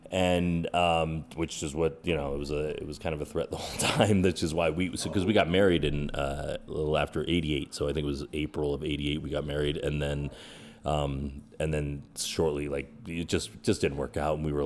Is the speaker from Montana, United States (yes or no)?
no; Arizona, United States; also born or lived in Queens, New York / Tempe, Arizona / Phoenix, Arizona; I was in Arizona